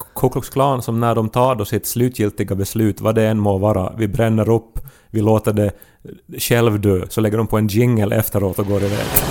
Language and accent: Swedish; Esse, Ostrobothnia, Finland; moved away; hemma i Essie